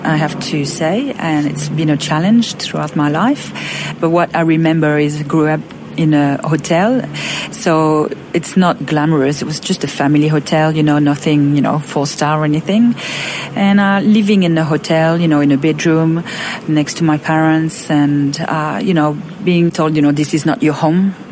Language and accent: English; Roquebrune-Cap-Martin, Provence-Alpes-Côte d'Azur, France; moved away; also born or lived in Monaco; I'm from a little town called Roquebrune-Cap-Martin.